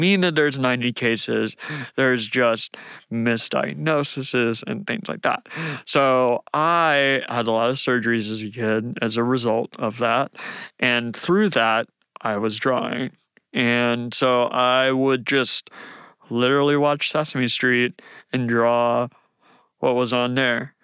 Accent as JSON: {"language": "English", "area": "Outer Banks", "region": "North Carolina", "country": "United States", "tie": "born or raised there", "moved": "as an adult", "lives_now": "Atlanta, United States", "said": "I grew up in the Outer Banks of North Carolina"}